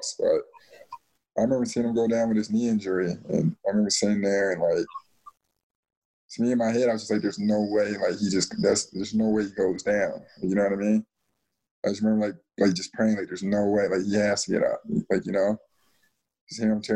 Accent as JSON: {"language": "English", "town": "Chicago", "region": "Illinois", "country": "United States", "tie": "born or raised there", "said": "I'm literally, no joke, from Cermak, Pulaski, from, like, you know what I mean, out on the west side. I grew up 10 minutes from, you know what I mean, at United Center."}